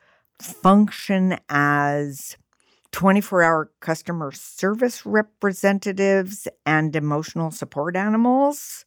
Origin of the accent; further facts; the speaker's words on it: New York City, New York, United States; I grew up in New York City.